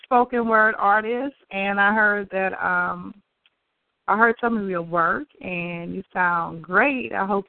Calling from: Oakland, California, United States; I'm calling from Oakland.

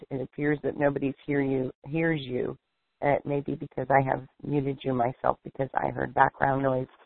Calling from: Erie, Pennsylvania, United States; I'm calling from Erie, Pennsylvania.

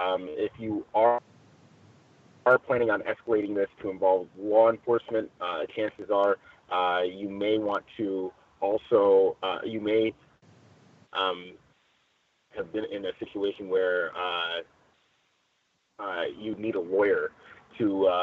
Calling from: Chino, California, United States; I am reporting from Chino, California.

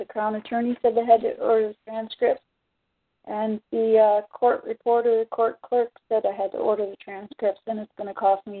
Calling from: Ontario, Canada; No. I'm in from Ontario.

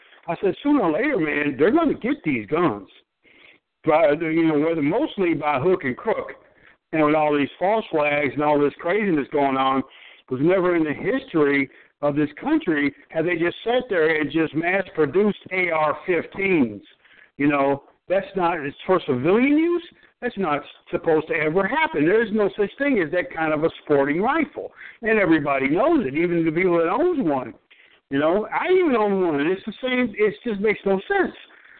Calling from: Michigan, United States; I'm a TI. I'm calling from Michigan.

